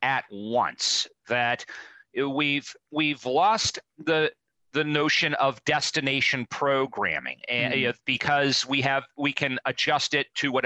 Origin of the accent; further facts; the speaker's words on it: Cincinnati, Ohio, United States; my hometown of Cincinnati